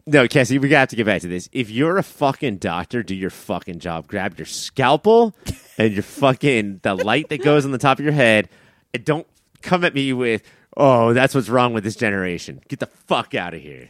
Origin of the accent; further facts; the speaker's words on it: Southern California, United States; the voice that I grew up with on Fox Eleven in Southern California